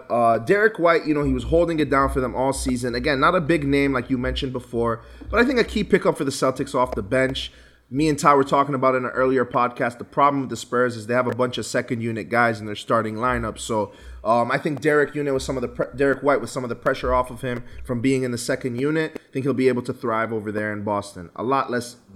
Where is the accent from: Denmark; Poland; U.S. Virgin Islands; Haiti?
U.S. Virgin Islands; given that I'm from the Virgin Islands, Tim Duncan is from the Virgin Islands.